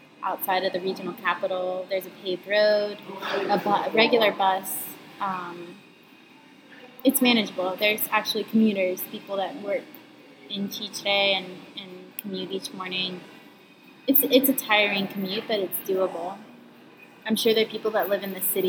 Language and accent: English; Atlanta, Georgia, United States; accent: southern; moved away as an adult; also born or lived in Northampton, Massachusetts / Bahía Honda, Herrera, Panama; now in Panama; I'm from Atlanta, Georgia. Born and raised inside the perimeter